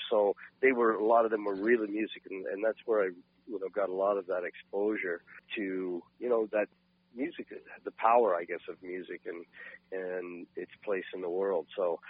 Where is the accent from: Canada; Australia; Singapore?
Canada; Port Hood, Nova Scotia; growing up in Port Hood in Cape Breton.